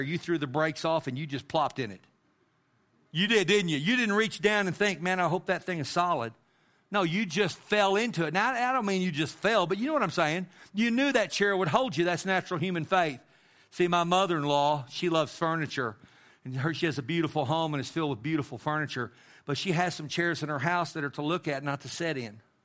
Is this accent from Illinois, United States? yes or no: no; Amarillo, Texas, United States; growing up in Amarillo, and I lived in Amarillo with my mom and my dad and my brother